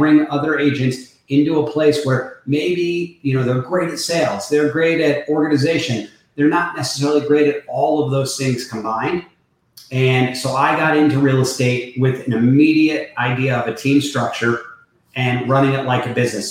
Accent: New York, United States; born and raised in New York

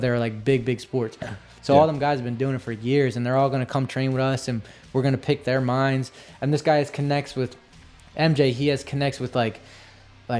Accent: New Jersey, United States; I'm not from Philly, you know, I'm from New Jersey

